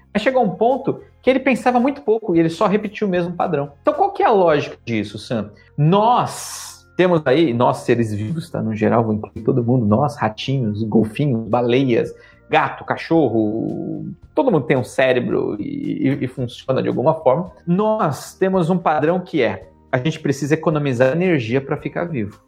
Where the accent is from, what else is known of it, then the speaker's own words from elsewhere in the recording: São Paulo, Brazil; moved away as an adult; eu sou um cara do Brasil. Na vida inteira eu fui criado em São Paulo